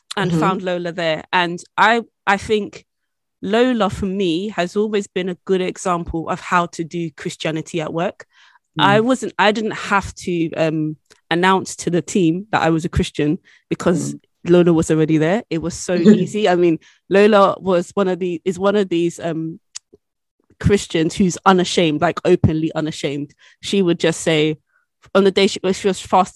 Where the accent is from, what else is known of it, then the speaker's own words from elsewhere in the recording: United Kingdom; accent: British; As you might be able to tell from my accent, I am British